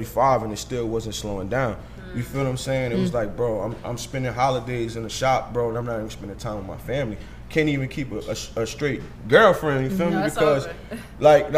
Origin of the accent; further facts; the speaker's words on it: New Jersey, United States; I'm originally from New Jersey.